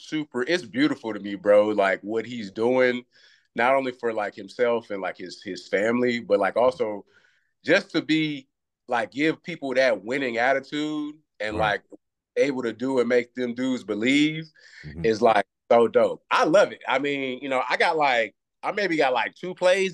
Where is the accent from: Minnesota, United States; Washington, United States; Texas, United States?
Texas, United States; Galveston; also born or lived in Houston, Texas; I grew up in Galveston. That's an island at the bottom of Texas. So, bro, I grew up on the water. Like, my people fish a lot